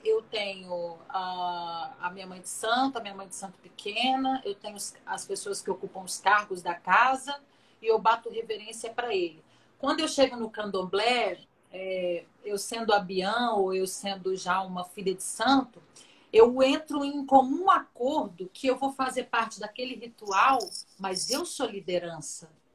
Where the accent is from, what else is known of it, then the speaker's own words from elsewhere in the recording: Minas Gerais, Brazil; eu sou mineiro